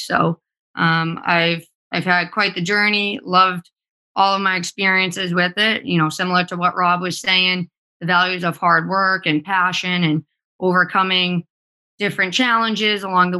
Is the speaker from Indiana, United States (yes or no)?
no; Winthrop, Massachusetts, United States; I'm actually a local kid, born and raised here in Massachusetts and Winthrop.